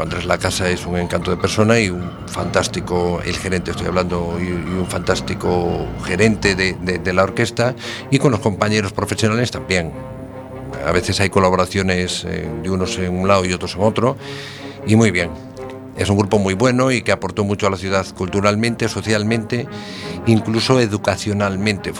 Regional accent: Ponteareas, Galicia, Spain; Soy de Pontareas

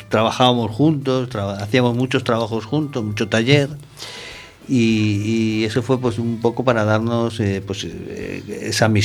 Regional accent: Madrid, Community of Madrid, Spain; Eh, es verdad que yo vengo de Madrid

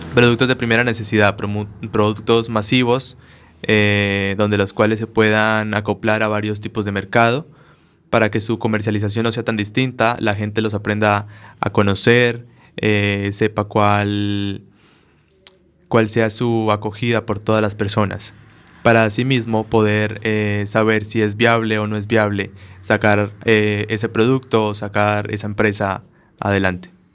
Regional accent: Colombia; moved away as an adult; now in Spain; mi carrera técnica profesional que hice en Colombia

